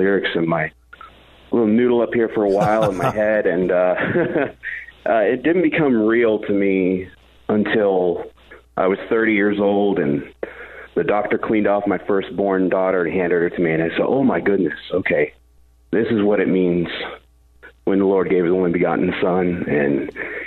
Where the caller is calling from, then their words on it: Modesto, California, United States; I'm calling from the Central Valley, Modesto